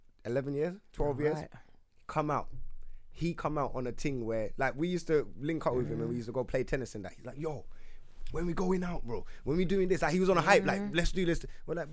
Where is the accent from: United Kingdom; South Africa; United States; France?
United Kingdom; London; me growing up in Wood Green